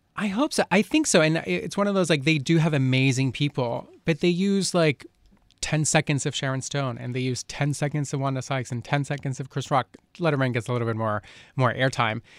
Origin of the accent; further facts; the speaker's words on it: Colombia; moved away; I grew up in Colombia